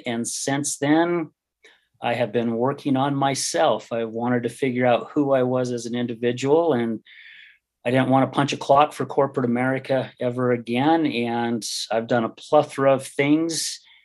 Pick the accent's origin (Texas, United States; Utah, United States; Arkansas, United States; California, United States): Utah, United States; West Jordan; I grew up in West Jordan. My parents moved out there when I was about nine years old.